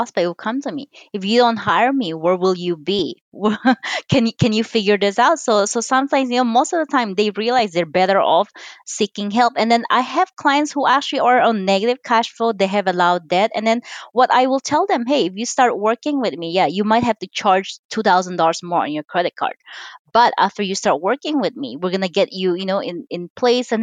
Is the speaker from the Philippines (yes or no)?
yes; Philippines; now in United States; I'm Chinese. I was born and raised in the Philippines.